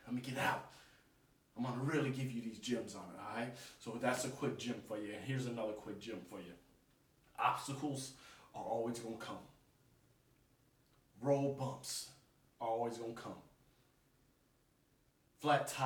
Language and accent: English; United States; Us as American people